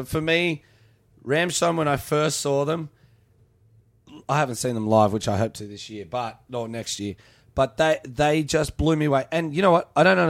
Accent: Australia; as an Australian

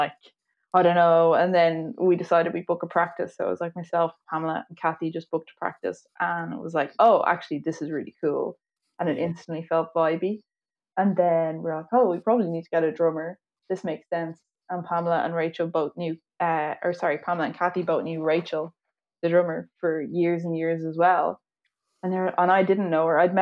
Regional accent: Dublin, Leinster, Ireland; Yeah, so I'm from Dublin.

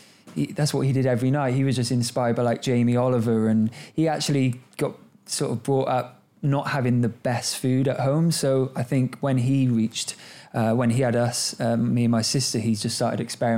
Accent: Cardiff, Wales, United Kingdom; I grew up in Cardiff in Wales. I'm very proud to be Welsh

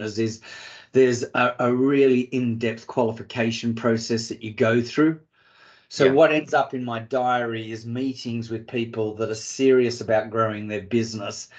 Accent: Australia; also born or lived in Africa; now in United Kingdom; Being an Aussie

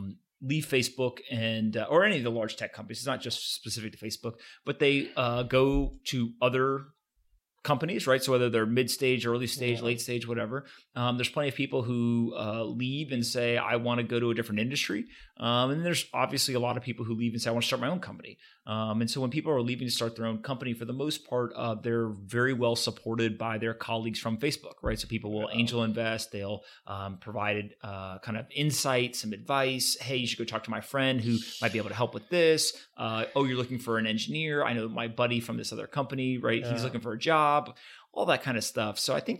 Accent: United States; No, look, I grew up in the United States, went to Bucknell University, played football there, was in the military for a little while, did a deployment overseas, came back

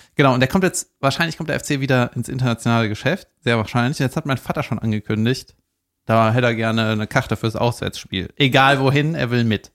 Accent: Cologne, North Rhine-Westphalia, Germany; nicht genau da, wo ich aufgewachsen bin, aber da in der Gegend, ne, also auch in Köln rechts

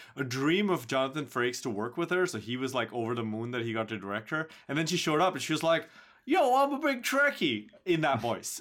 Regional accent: Mumbai, Maharashtra, India; moved away; despite it being my hometown, I have gone there and lived, stayed

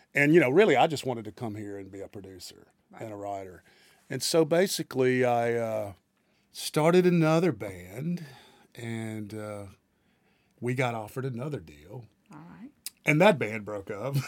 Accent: Greenville, Mississippi, United States; moved away as an adult; now in Nashville, United States; I'm from uh, the Mississippi Delta. My hometown is uh, considered to be the birthplace of the blues, Greenville, Mississippi

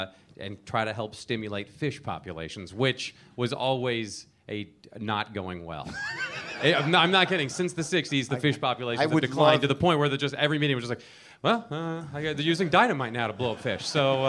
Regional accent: Rome, Lazio, Italy; born there; No, I'm not Italian. But I was born in Rome, thank you.

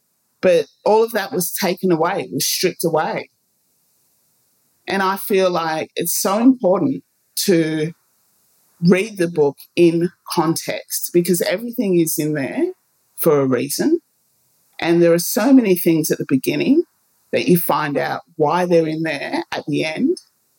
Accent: Ghana; And I do know where I'm from. I'm from Ghana. I was born in Ghana.

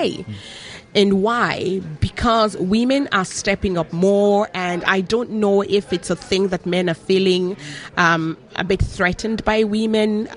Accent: Nigeria; now in Ireland; I'm originally from Nigeria

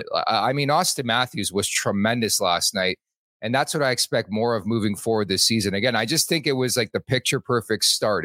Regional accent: Montreal, Quebec, Canada; moved away; I'm from Montreal

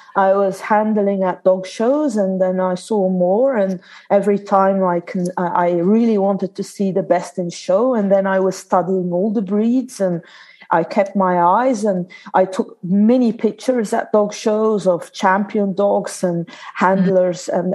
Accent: Belgium; born or raised there; English is a second language; also born or lived in Australia

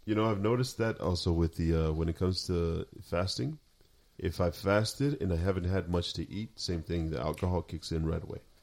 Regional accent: Sinaloa, Mexico; moved away; we're from Sinaloa.

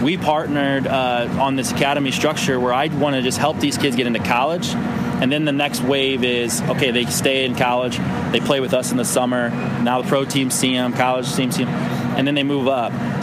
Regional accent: St. Louis, Missouri, United States; born or raised there

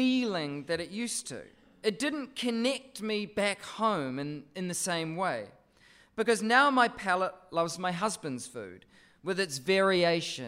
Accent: Christchurch, Canterbury, New Zealand; moved away as an adult; now in Sydney, Australia; my hometown of Christchurch

